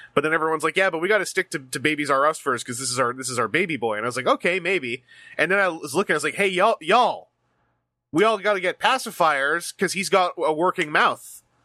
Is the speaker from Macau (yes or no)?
no; Canada; as a Canadian